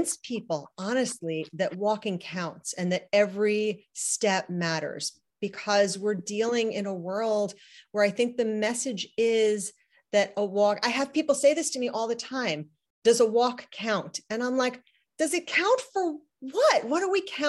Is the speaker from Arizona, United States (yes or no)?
no; East End of Long Island, New York, United States; I hail from the East End of Long Island